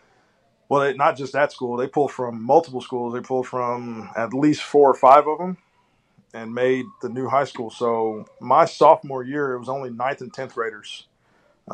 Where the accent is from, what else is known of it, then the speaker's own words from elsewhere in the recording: Houston, Texas, United States; Born and raised in Houston, Texas